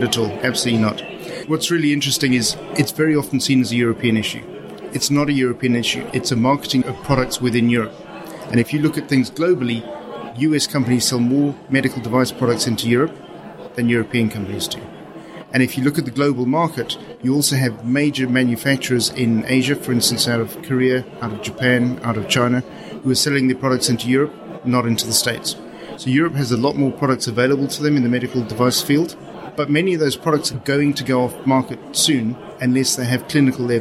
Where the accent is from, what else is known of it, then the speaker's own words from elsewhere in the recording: Zimbabwe; accent: Southern African; moved away; I come from Zimbabwe.